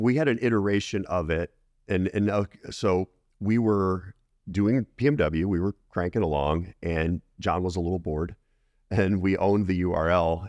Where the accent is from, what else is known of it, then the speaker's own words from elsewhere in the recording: Colorado Springs, Colorado, United States; I grew up in Colorado, Colorado Springs area